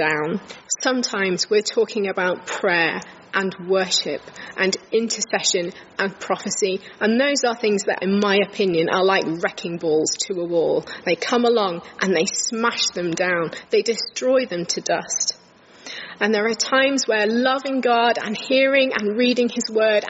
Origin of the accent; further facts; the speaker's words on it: King's Lynn, East of England, United Kingdom; moved away as an adult; also born or lived in Huddersfield; I was brought up in King's Lynn in Norfolk